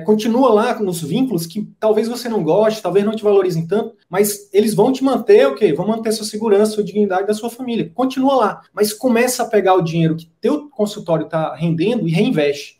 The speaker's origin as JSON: {"language": "Portuguese", "region": "interior of Piauí", "country": "Brazil", "moved": "yes", "said": "eu vim do interior do interior do Piauí. Cara, e meu sonho era fazer medicina pra voltar"}